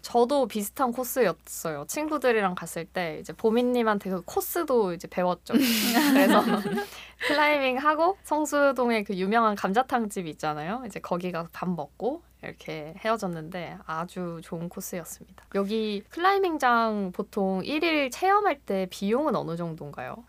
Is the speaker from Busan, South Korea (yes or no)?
yes; Busan, South Korea; now in Seoul, South Korea; 저는 이제 본가가 부산인데